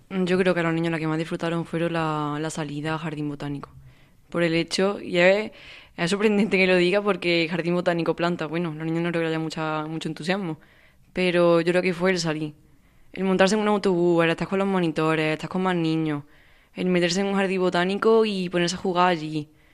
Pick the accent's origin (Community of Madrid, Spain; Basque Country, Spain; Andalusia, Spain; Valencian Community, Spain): Andalusia, Spain; Córdoba; Yo de aquí de Córdoba